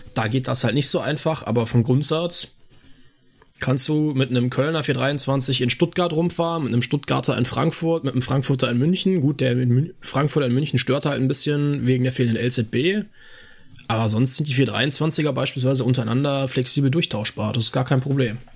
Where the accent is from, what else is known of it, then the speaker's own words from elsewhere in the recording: Austria; now in Cologne, Germany; ich bin Österreicher